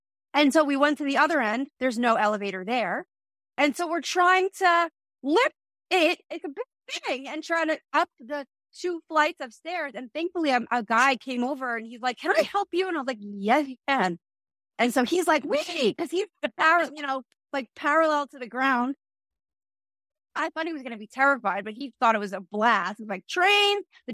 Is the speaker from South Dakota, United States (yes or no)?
no; New Jersey, United States; moved away; also born or lived in New York; I'm from New Jersey